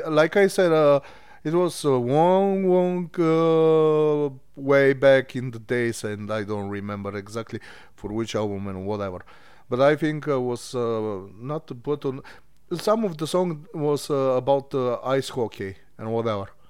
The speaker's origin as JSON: {"language": "English", "country": "Bulgaria", "moved": "as an adult", "said": "I'm, uh, from Bulgaria. I moved from Bulgaria, like, ten years ago"}